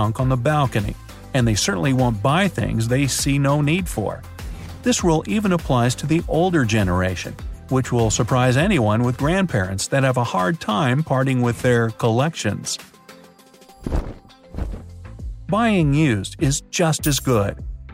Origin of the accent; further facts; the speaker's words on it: United States; as an American